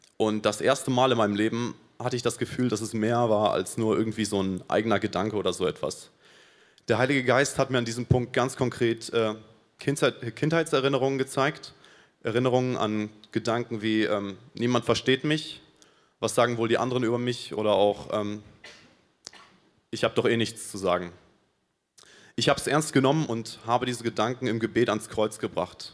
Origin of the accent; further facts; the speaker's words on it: Paraguay; moved away as an adult; now in Munich, Germany; ich komme aus Paraguay und bin vor sechs Monaten hier nach Deutschland gekommen